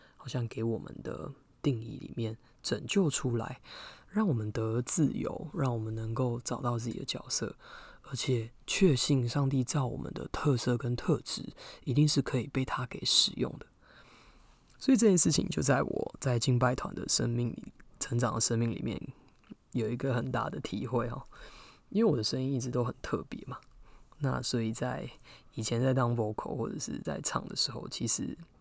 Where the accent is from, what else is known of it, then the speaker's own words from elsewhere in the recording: southern Taiwan, Taiwan; 我是南部人嘛